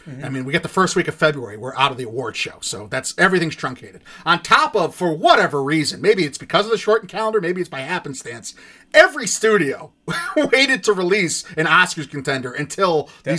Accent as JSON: {"language": "English", "country": "United States", "said": "And we're American men"}